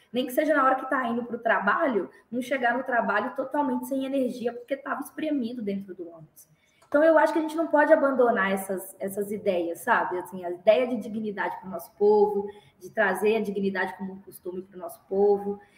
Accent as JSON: {"language": "Portuguese", "town": "Belo Horizonte", "region": "Minas Gerais", "country": "Brazil", "tie": "born or raised there", "also_born_or_lived": "Santa Luzia, Brazil", "said": "compraram uma casa em Belo Horizonte, no bairro Minas Caixa, que é um bairro também da periferia de Belo Horizonte, é, na região de Venda Nova. E aí eu cresci a vida toda"}